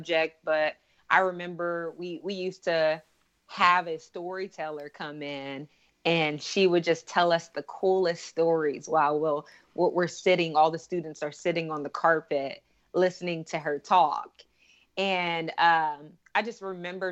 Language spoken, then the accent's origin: English; Portland, Oregon, United States; I grew up in Portland, Oregon.